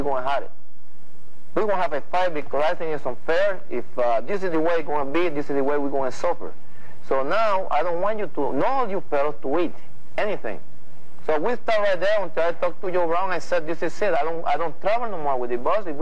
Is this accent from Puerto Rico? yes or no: yes; Puerto Rico; moved away as an adult; I'm from Puerto Rico